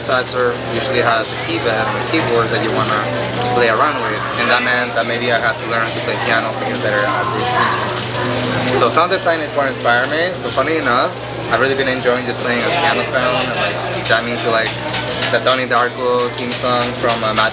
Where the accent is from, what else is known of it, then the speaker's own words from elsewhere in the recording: Mexico; first language Spanish; English is a second language; now in New Mexico, United States; coming from Mexico, coming to the United States, and trying to feel like you belong here